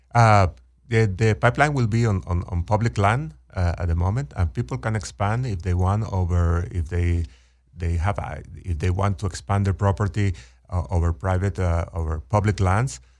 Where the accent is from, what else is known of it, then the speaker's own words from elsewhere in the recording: Venezuela; moved away as an adult; also born or lived in Texas; born and raised in Venezuela, went to, uh, college in, in Venezuela.